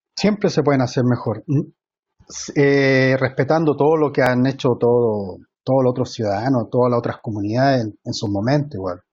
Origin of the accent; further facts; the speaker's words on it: Viña del Mar, Valparaíso, Chile; moved away; yo me crié en Valparaíso, en Viña del Mar